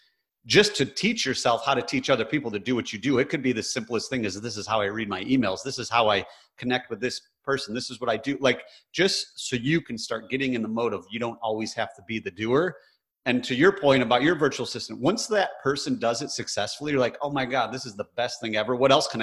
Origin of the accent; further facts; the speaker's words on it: Michigan, United States; I grew up in Michigan, which is very blue collar